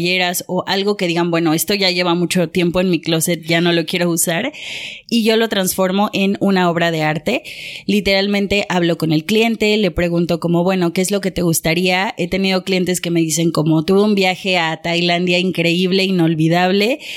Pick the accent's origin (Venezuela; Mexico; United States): Mexico; moved away as an adult; now in Paris, France; soy una artista mexicana, tiene siete años que vivo en París y llegué a París porque venía a hacer una maestría de marketing